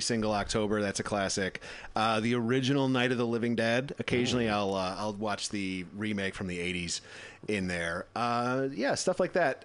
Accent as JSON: {"language": "English", "region": "Midwest", "country": "United States", "tie": "born or raised there", "said": "I grew up in the Midwest"}